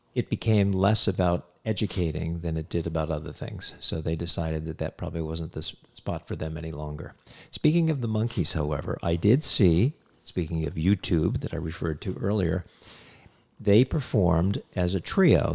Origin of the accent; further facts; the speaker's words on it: Hyannis, Massachusetts, United States; I grew up in Cape Cod, Massachusetts, in Hyannis